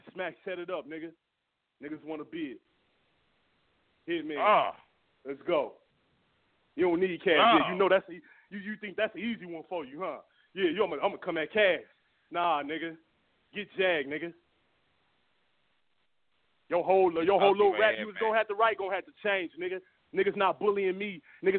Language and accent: English; Los Angeles, California, United States; I'm from South Central, nigga. Let's get it popping.